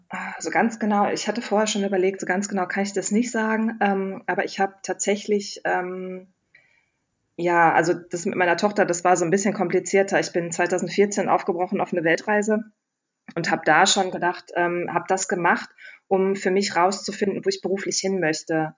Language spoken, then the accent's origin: German; Wesel, North Rhine-Westphalia, Germany; ich komme vom Niederrhein aus Wesel